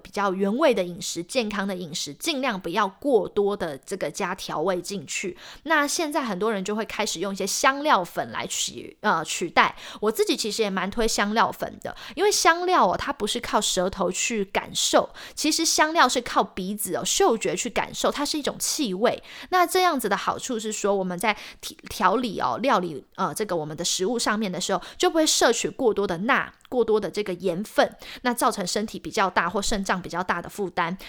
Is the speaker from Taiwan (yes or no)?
yes; Taiwan; now in United States; 身为台湾人，还是啊，橱柜里必备一罐沙茶酱。